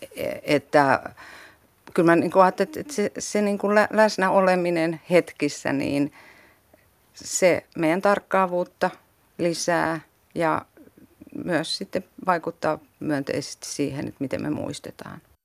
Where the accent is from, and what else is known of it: South Ostrobothnia, Finland; born or raised there; moved away